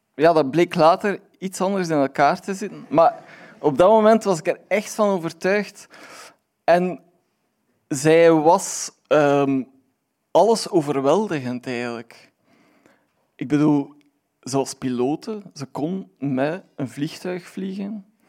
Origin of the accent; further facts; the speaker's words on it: Aalst, Flanders, Belgium; ik ben van Aalst